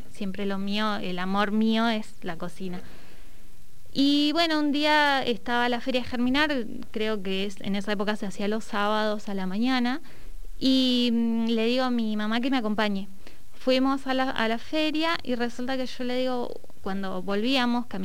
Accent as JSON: {"language": "Spanish", "region": "Neuquén", "country": "Argentina", "tie": "born or raised there", "said": "soy neuquina, eh, nacida y criada, y mm, bueno, soy técnica gastronómica."}